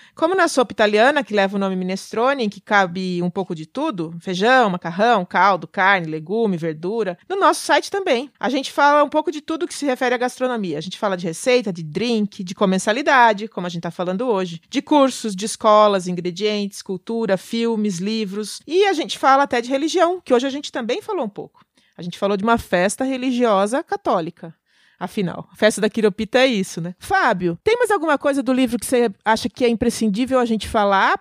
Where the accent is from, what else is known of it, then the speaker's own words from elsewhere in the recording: Itu, São Paulo, Brazil; lá na minha cidade, lá em Itu